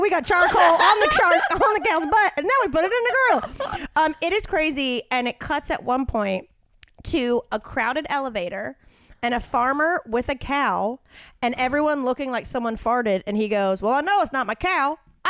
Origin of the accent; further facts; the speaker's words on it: the South, United States; I'm from the South, so it's like second cousin once removed.